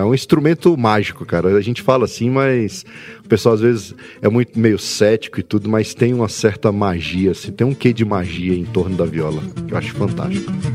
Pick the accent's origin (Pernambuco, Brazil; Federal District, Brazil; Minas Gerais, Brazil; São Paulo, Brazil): Federal District, Brazil; Brasília; Eu nasci em Brasília